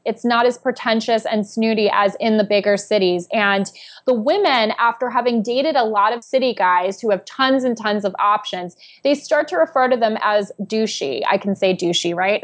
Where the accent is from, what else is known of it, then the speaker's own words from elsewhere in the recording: New York City, New York, United States; also born or lived in New Jersey; I am a New Yorker